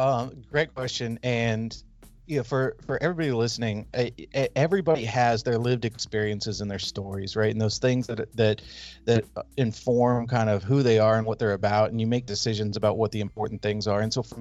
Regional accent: California, United States; So I grew up in Northern California.

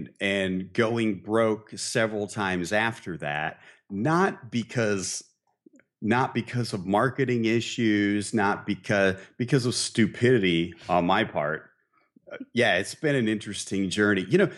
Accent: Midwest, United States; I grew up in the Midwest, okay?

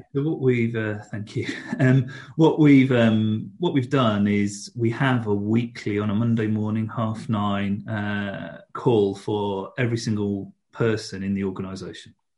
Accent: United Kingdom; we're British

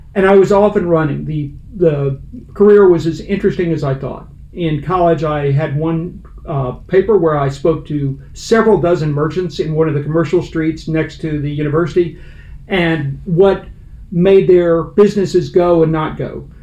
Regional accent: Fort Worth, Texas, United States; moved away; also born or lived in Cincinnati; I'm a Texan. It starts there. I'm a Fort Worth native, and I went through the urban public schools

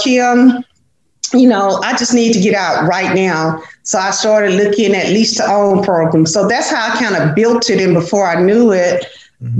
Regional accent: Dallas, Texas, United States; I grew up in a place in Dallas that's called Oak Cliff

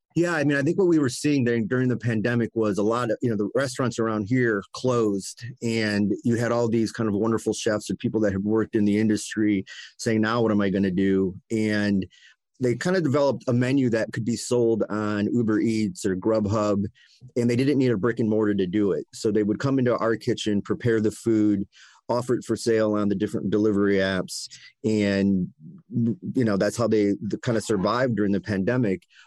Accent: Cleveland, Ohio, United States; I grew up in Cleveland, lifelong Clevelander

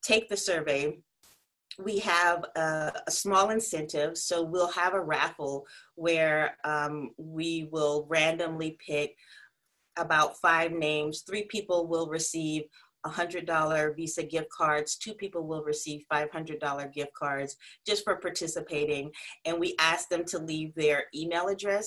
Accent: South Carolina, United States; also born or lived in Connecticut; now in New York City, United States; I'm from South Carolina, but I'm currently in Connecticut. where we're on lockdown, and I live in New York City.

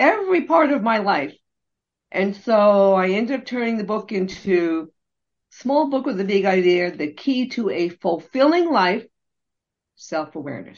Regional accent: United States; I'm a first generation Chinese American born in America

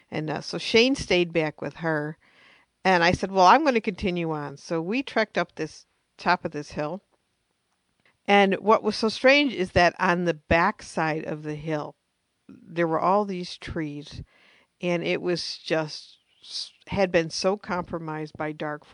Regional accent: United States; me being American

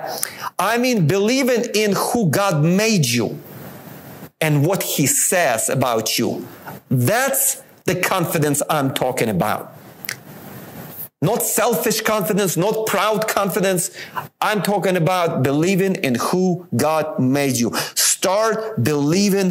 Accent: Ukraine; moved away; I was born in Ukraine

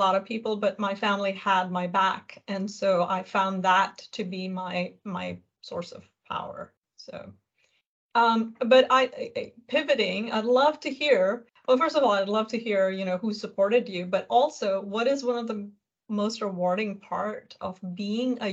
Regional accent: India; I'm Indian

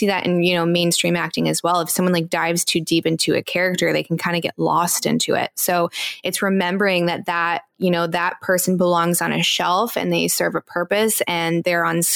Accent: East Coast, United States; I grew up on the East Coast

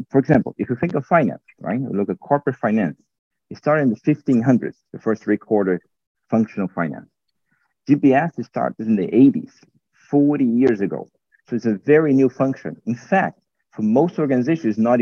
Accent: Brazil; moved away as an adult; also born or lived in United States; now in Romania; I was actually born and raised in Brazil

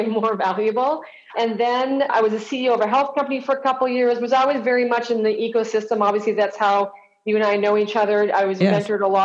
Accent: Canada; moved away as an adult; also born or lived in Toronto; now in Los Angeles, United States; I'm Canadian

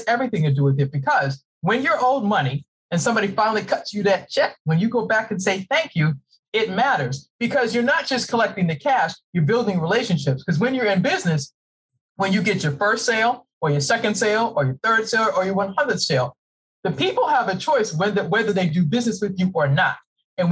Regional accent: Boston, Massachusetts, United States; moved away as an adult; now in Maryland, United States

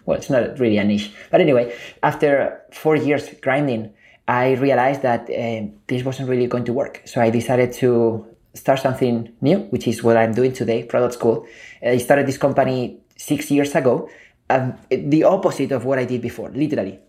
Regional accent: Spain; moved away as an adult; also born or lived in Silicon Valley; I was born and raised in Spain

